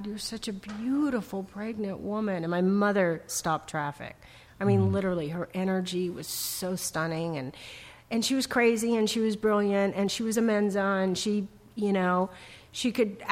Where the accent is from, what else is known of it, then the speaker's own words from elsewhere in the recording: Los Angeles, California, United States; I grew up in a very large family. I grew up in the Valley in Tarzana